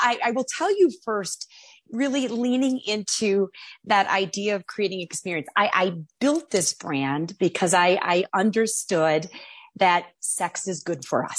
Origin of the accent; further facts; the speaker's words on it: Chicago, Illinois, United States; that led me to opening and winning licenses and opening dispensaries near my hometown in Chicago, Illinois.